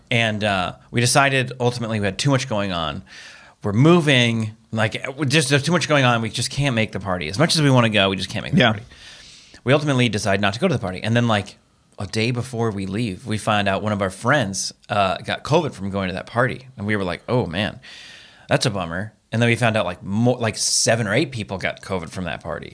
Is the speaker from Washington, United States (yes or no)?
yes; Seattle, Washington, United States; moved away; my home originally where I'm from Seattle area